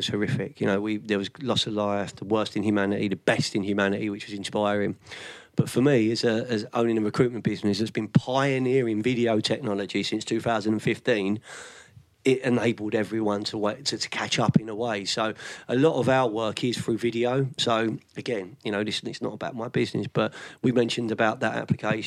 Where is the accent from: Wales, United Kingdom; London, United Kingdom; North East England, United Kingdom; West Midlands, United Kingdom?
London, United Kingdom; moved away as an adult; also born or lived in Sussex; now in near Brighton, United Kingdom; I'm from West London